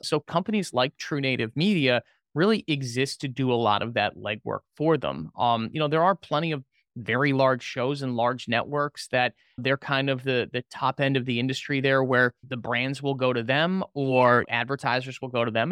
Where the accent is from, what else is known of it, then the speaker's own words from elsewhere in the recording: Orlando, Florida, United States; I was originally from the Orlando area and went back home